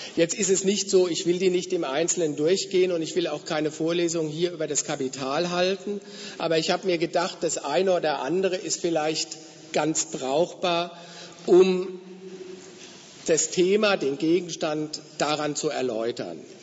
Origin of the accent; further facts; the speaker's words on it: Frankfurt am Main, Hesse, Germany; wo ich herkomme aus Frankfurt ist ja das Finanzzentrum in Deutschland